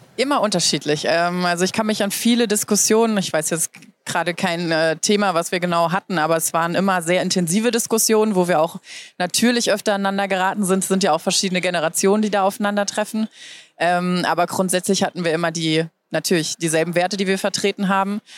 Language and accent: German; Germany; also born or lived in United States; bei uns in Deutschland